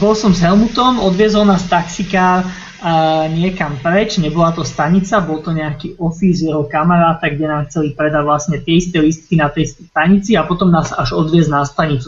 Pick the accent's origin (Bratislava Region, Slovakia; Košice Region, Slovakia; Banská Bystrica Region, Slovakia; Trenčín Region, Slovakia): Bratislava Region, Slovakia; Bratislava; moved away as an adult; u nás v Bratislave